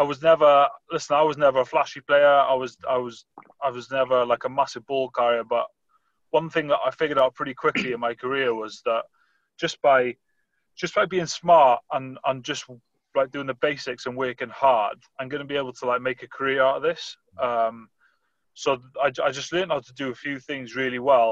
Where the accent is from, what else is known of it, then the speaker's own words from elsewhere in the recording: Pembrokeshire, West Wales, United Kingdom; moved away as an adult; also born or lived in Bath / Japan; So I grew up in Pembrokeshire in West Wales, just like a small village.